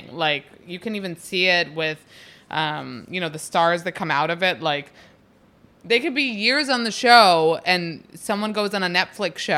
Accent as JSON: {"language": "English", "region": "East Coast", "country": "United States", "said": "only New York and New Jersey because I'm like from the East Coast, I guess."}